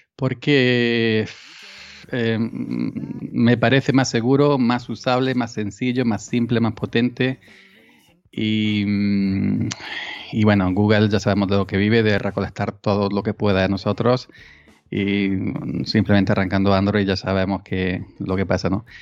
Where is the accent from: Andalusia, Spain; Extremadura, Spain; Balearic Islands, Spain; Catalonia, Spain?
Andalusia, Spain; Granada; also born or lived in Córdoba / Málaga; now in Córdoba province, Spain; Yo soy natural de Granada, eh, de un pueblecito de Granada